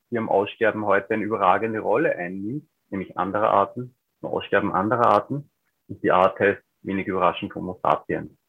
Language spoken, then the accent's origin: German; Upper Austria, Austria; Ich bin aufgewachsen in Oberösterreich, im Alpenvorland, in einer Landschaft, die auch schon vor einigen Jahrzehnten